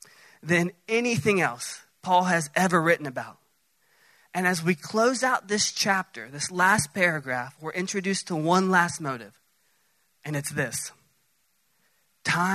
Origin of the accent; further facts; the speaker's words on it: Dallas, Texas, United States; Now, I'm from Dallas, south of Dallas